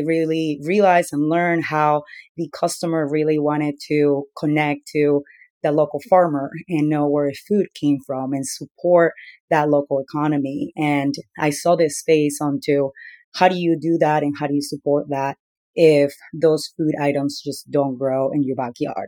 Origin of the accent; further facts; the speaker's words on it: Peru; moved away; So I was born and raised in Peru myself.